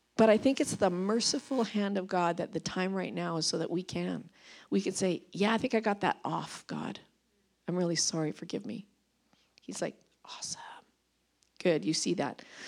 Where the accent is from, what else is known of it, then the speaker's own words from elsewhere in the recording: Vancouver Island, British Columbia, Canada; moved away as an adult; now in Revelstoke, Canada; I'm from Vancouver Island